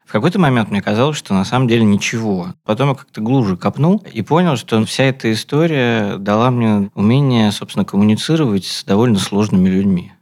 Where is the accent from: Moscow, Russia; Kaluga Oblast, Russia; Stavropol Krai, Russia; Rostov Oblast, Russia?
Moscow, Russia; Да, я рос на Кантиме. Это станция метро Кантемировская на юге Москвы, зеленая ветка.